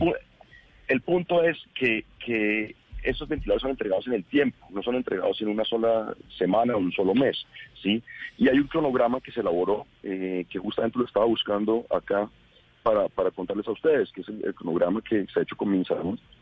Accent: Bogotá, Colombia; yo soy bogotano, quiero Bogotá

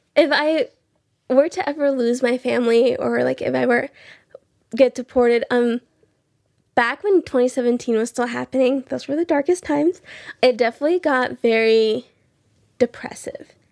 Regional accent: Belmont, Iowa, United States; also born or lived in Rio Bravo, Tamaulipas, Mexico; I'm from Belmont, Iowa.

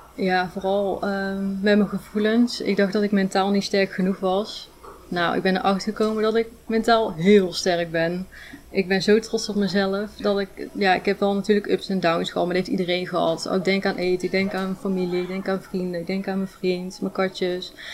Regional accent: Ulvenhout, North Brabant, Netherlands; moved away as an adult; now in Rijen, Netherlands; Ik kom uit, oorspronkelijk uit Ilvoud, dichtbij Breda in de buurt

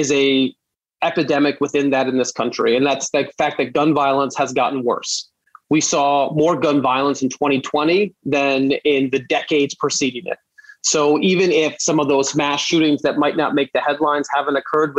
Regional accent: New York City, New York, United States; I grew up in Brooklyn

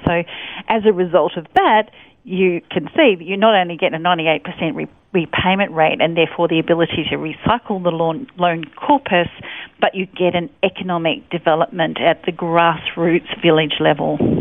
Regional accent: Sydney, New South Wales, Australia; I was born in Hornsby Hospital. Um, and raised by my parents in Pennant Hills in New South Wales

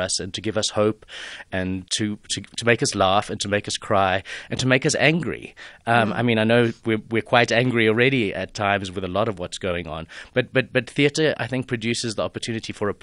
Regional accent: Johannesburg, Gauteng, South Africa; moved away as an adult; also born or lived in United Kingdom; to be back in my hometown

